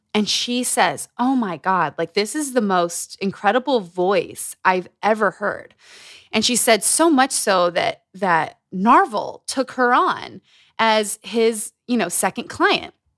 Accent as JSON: {"language": "English", "region": "Utah", "country": "United States", "tie": "born or raised there", "said": "Growing up in Utah"}